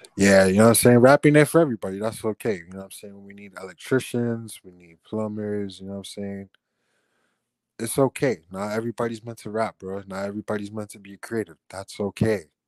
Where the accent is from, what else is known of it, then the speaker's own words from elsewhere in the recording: Miami, Florida, United States; accent: Chico Miami accent; I grew up in the Chico part of Miami